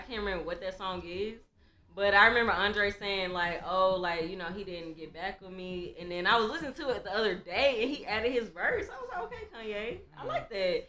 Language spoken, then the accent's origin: English; Houston, Texas, United States; moved away as an adult; now in Atlanta, United States; growing up in Texas, like, we grew up on Atlanta music. We grew up on Louisiana music and Texas music.